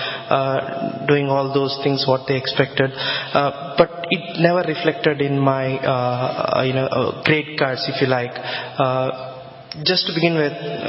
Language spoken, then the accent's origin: English; southwest India, India; now in Harrow, United Kingdom; I'm basically from India, from the southwest region of India. If I tell the name of my town, it's probably doesn't show up on the Google as well.